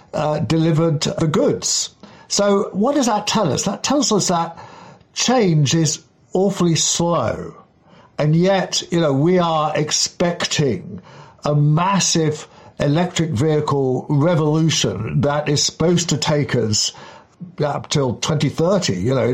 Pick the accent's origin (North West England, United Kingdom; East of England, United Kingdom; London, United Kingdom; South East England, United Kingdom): London, United Kingdom; Kensington; When I was a kid in the 1960s, growing up in Kensington, up on Camden Hill, which is Upper Hill, the milk used to be delivered by Hoppy the horse, literally.